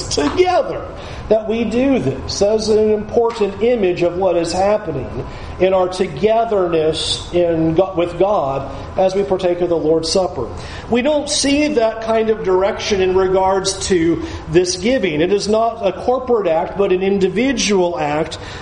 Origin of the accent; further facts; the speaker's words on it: San Diego, California, United States; moved away; as a kid growing up in San Diego